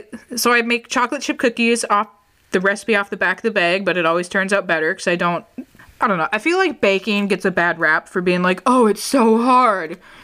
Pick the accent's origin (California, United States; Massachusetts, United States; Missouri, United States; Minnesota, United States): Minnesota, United States; But we're from Minnesota.